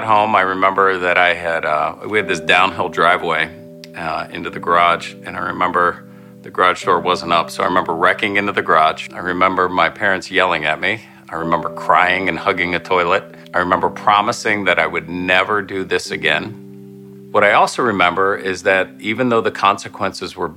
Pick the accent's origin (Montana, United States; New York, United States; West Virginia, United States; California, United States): West Virginia, United States; Parkersburg; I grew up in Parkersburg, West Virginia